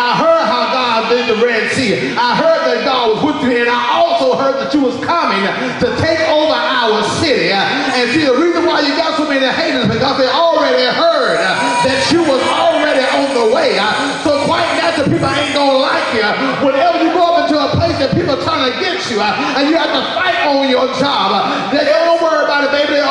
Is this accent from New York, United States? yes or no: no; Mississippi, United States; I'm from Mississippi